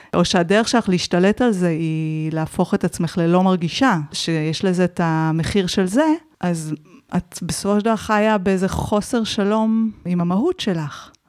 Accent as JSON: {"language": "Hebrew", "country": "Israel", "tie": "born or raised there", "said": "אני גם באה מקיבוץ"}